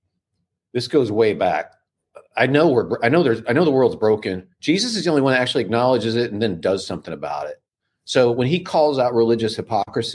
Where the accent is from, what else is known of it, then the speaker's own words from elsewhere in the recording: Midwest, United States; I'm from the Midwest, and my dad was a pastor of small town churches, and so we grew up with the Bible